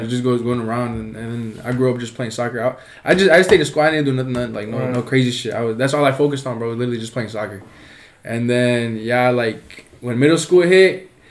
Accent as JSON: {"language": "English", "town": "Wenatchee", "region": "Washington", "country": "United States", "tie": "born there", "said": "I'm 21, bro. I was born over in Washington."}